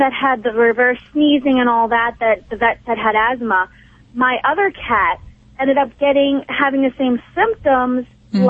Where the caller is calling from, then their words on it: Pittsburgh, Pennsylvania, United States; Pittsburgh, Pennsylvania.